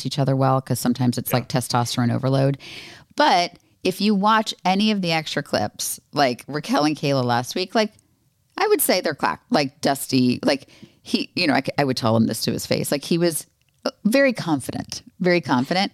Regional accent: Florida, United States; I grew up in Florida

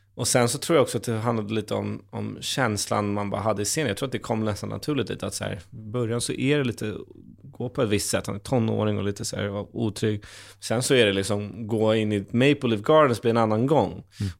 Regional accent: Stockholm, Stockholm County, Sweden; en gamer från Stockholm

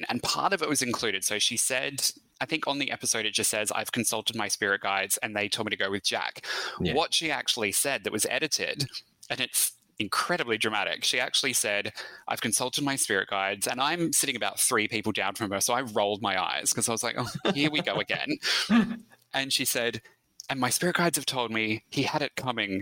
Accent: Australia; accent: Australian; also born or lived in Melbourne, Victoria; my Australian accent

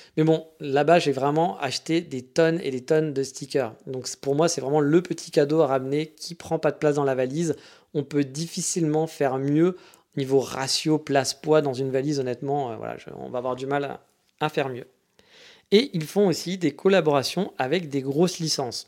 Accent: France; je venais de France

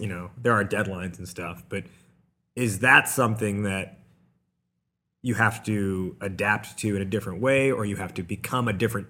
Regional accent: Boston, Massachusetts, United States; I'm from Boston

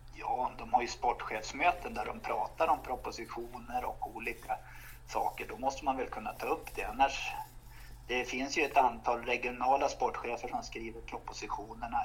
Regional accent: Romme and the Rättvik region, Dalarna County, Sweden; jag kommer från Romme och Rättviksregionen

